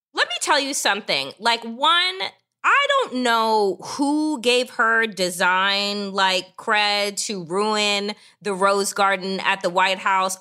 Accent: Long Island, New York, United States; I grew up out east on Long Island

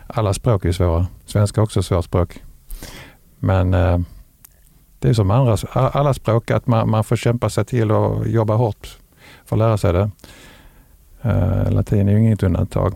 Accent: Lund, Skåne, Sweden; also born or lived in Ystad; now in Veberöd, Sweden; jag kommer från Lund

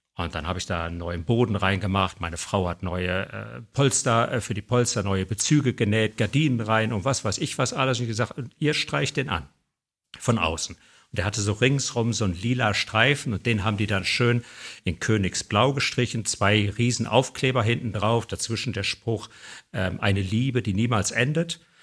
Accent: Bergisches Land, North Rhine-Westphalia, Germany; ich bin aufgewachsen im Bergischen Land

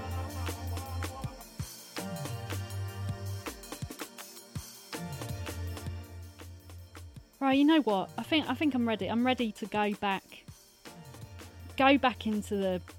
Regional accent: United Kingdom; I'm from the UK

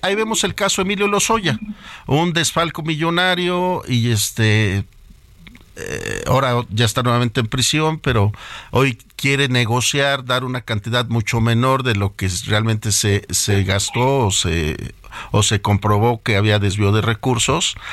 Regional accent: Mexico; nosotros como mexicanos y como personas que debemos de preocuparnos por nuestro país

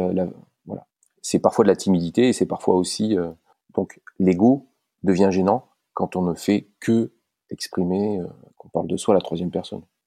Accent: Valence, Auvergne-Rhône-Alpes, France; Je suis originaire de Valence.

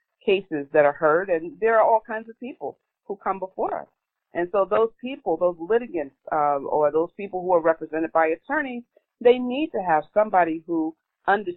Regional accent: New York City, New York, United States; I am from Southeast Queens

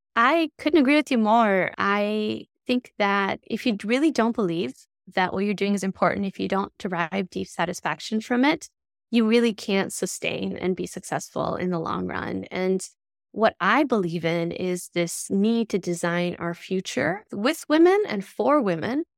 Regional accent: Tirana, Tirana County, Albania; moved away; I grew up in Tirana in Albania

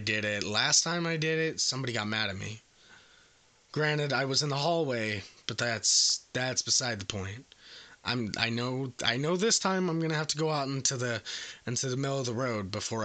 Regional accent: England, United Kingdom; Yes. How could you tell? Could you tell by my accent?

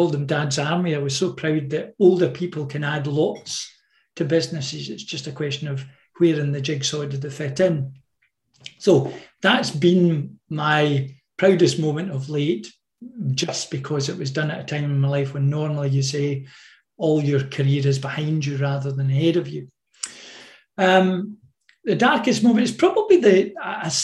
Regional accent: Stirling, Scotland, United Kingdom; I was born in a tenement flat across from Stirling Bridge, which in 1297 we beat the English, and then we moved to a council estate, and 100 yards from that was the Battle of Bannockburn

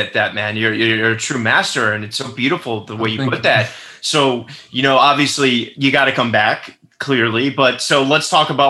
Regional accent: New York, United States; growing up in New York

